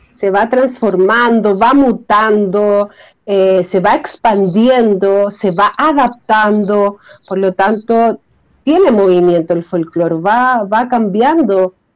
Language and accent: Spanish; Chile; como chilenos